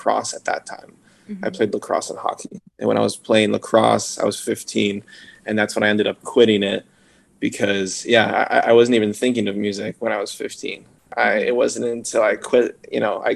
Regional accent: Simi Valley, California, United States; I grew up in Simi

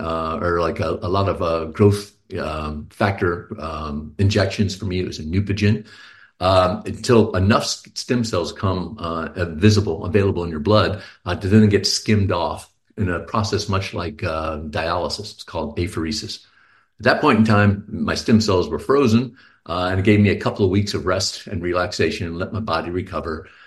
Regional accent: Houston, Texas, United States; now in Pleasanton, United States; I'm a Texan too

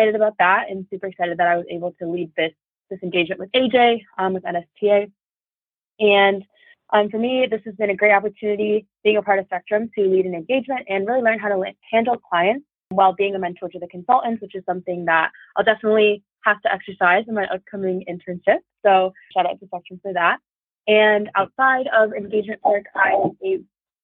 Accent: Troy, Michigan, United States; my hometown is in Troy, Michigan

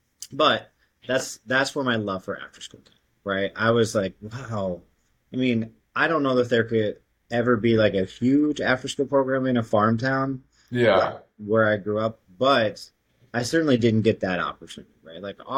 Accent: Missouri, United States; also born or lived in Brooklyn; I lived in Brooklyn for 3 years. I've said that like I was from Brooklyn. Like I have, I really don't. I don't even have like much of a twang for Missouri

